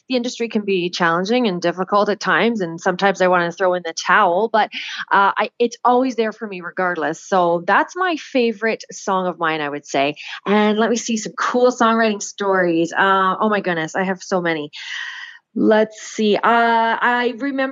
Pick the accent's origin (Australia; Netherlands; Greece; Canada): Canada; Oakville, Ontario; moved away as an adult; also born or lived in Nashville / Hanover; I'm originally from Oakville, Ontario